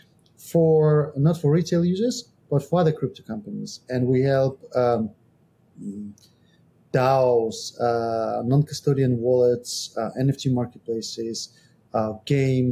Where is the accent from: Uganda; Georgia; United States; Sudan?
Georgia; now in Estonia; I'm from Georgia, but I live in Estonia.